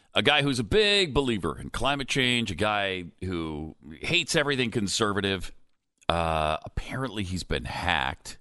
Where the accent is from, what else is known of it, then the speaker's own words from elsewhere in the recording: Montana, United States; I grew up in Montana